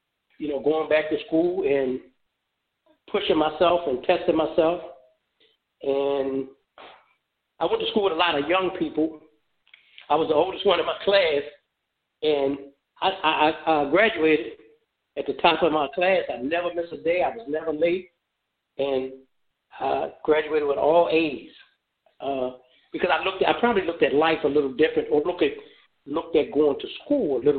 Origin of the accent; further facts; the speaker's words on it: Baltimore, Maryland, United States; moved away as an adult; also born or lived in Memphis, Tennessee; now in Phoenix, United States; that is my home city. Maryland is my home state.